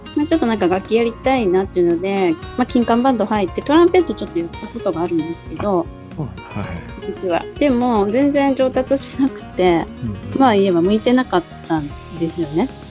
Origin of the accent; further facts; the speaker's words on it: Kagoshima, Japan; moved away as an adult; now in Tokyo, Japan; 鹿児島出身なんですけれども